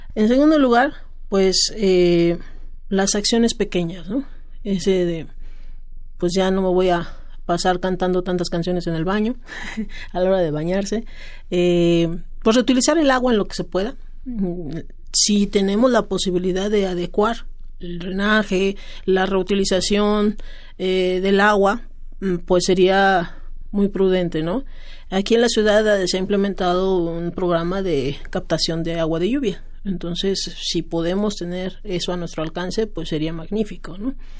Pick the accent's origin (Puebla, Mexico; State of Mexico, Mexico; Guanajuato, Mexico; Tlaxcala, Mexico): Tlaxcala, Mexico; yo soy del estado de Tlaxcala